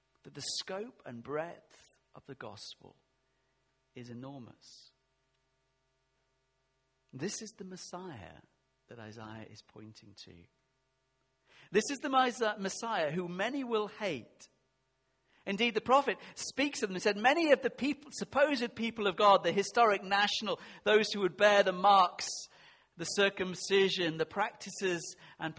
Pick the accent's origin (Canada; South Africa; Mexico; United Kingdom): United Kingdom; England; I am English